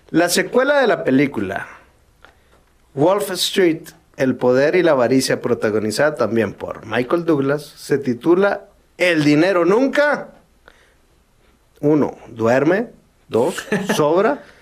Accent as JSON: {"language": "Spanish", "country": "Mexico", "said": "¿Por qué carajos siendo mexicano no se, no se puede hacer alguna buena, muy buena película del santo, cabrón?"}